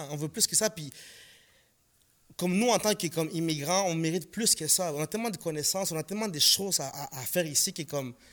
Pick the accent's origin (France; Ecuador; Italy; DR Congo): Ecuador; now in Canada; Je dis même pas mon pays d'origine. Moi, je viens de l'Équateur. Mais chaque fois qu'on me demande, tu viens d'où Je viens du Canada.